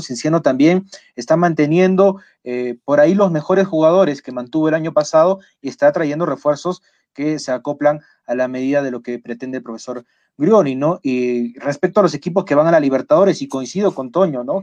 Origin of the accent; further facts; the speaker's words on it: Peru; nuestro país